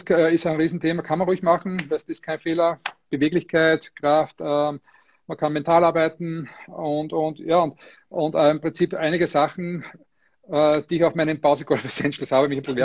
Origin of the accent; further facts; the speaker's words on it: Austria; was mich sehr, sehr freut, dass ich äh, erstens mal verstanden werde überhaupt als Österreicher.